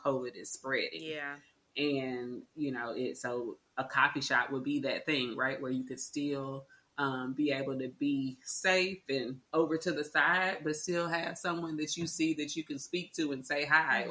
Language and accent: English; Arlington, Texas, United States; I was born and raised in Arlington